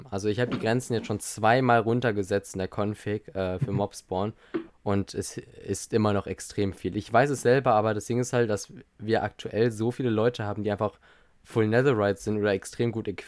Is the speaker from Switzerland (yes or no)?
no; Austria; Maurice, ich bin Österreicher